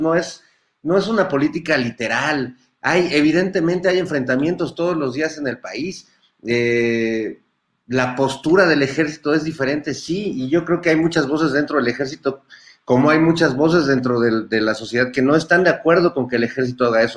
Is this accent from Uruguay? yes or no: no; Mexico